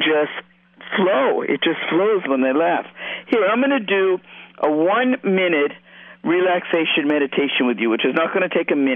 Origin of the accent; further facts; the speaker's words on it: Boston, Massachusetts, United States; now in West Palm Beach, United States; I'm from Boston.